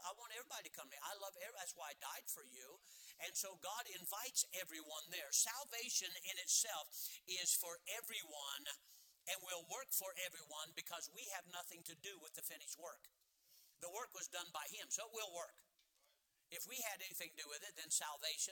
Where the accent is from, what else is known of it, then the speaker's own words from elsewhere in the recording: United States; as American Christians